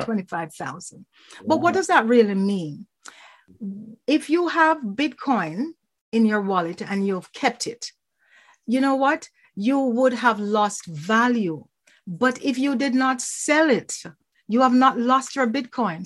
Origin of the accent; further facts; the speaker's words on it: Jamaica; now in Toronto, Canada; I'm from Jamaica.